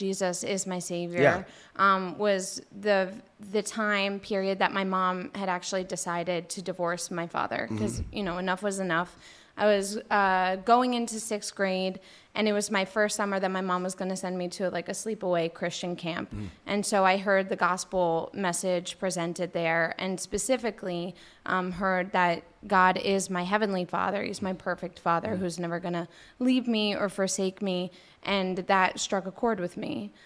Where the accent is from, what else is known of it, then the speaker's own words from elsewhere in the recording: Jackson, New Jersey, United States; I grew up in New Jersey, Jackson, New Jersey